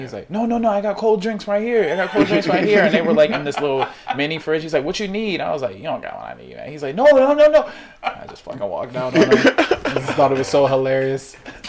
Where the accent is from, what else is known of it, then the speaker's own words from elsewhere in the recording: Maryland, United States; also born or lived in Washington Heights, New York; now in New York, United States; my hometown, Maryland is where I spent like a lot of my formative years, I would say.